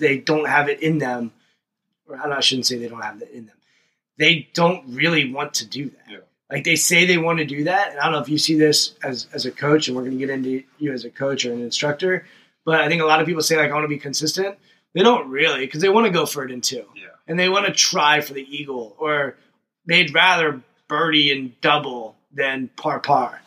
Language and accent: English; Montgomery County, Washington, Maryland, United States; we grew up in Montgomery mm-hmm. County, which is Washington, D.C. suburbs